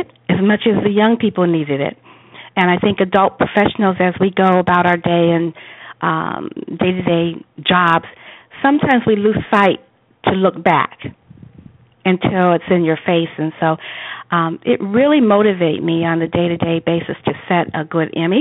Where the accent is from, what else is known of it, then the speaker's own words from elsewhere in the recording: Atlanta, Georgia, United States; we're both from Atlanta